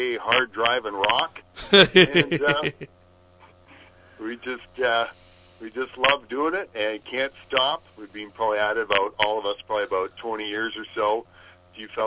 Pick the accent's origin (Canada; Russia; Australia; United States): Canada; Alberta; I am a fellow from Canada